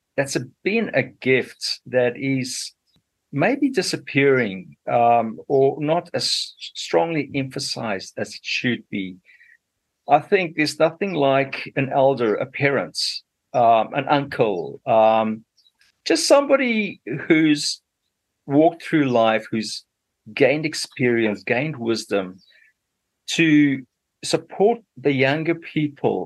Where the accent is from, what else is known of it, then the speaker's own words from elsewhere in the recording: Zimbabwe; moved away as an adult; also born or lived in Zambia / South Africa; now in New Zealand; I did my schooling in what was still Rhodesia those days